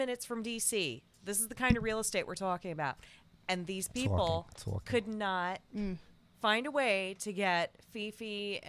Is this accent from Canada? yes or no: no; Nyack, New York, United States; moved away; also born or lived in Bronx, New York; I'm originally from New York. Oh, what part? Dogs. What part? I was born in the Bronx, but we lived out in Nyack when I was a kid.